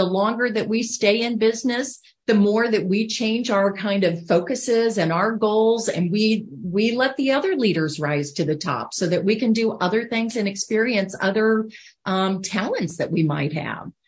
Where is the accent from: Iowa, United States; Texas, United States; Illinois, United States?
Iowa, United States; moved away as an adult; also born or lived in Hong Kong; being from Iowa, right? I'm from the Midwest